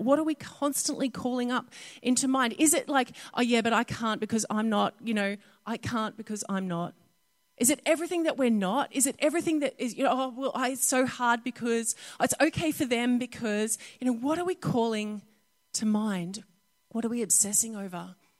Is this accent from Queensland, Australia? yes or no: yes; North Queensland, Australia; Growing up in North Queensland